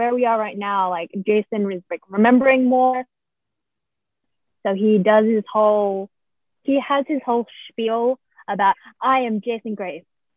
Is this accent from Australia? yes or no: yes; Australia; I'm Australian. We don't use feet in measurement